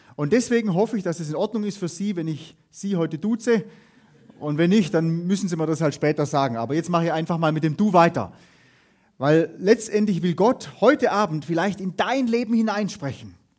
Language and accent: German; Hohenlohe, Baden-Württemberg, Germany; wo ich herkomme, aus der Hohenlohe-Ebene.